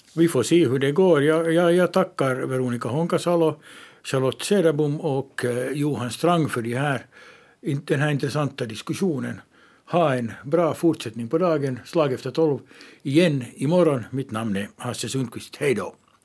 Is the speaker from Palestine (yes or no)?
no; Ostrobothnia, Finland; jag är uppvuxen i Österbotten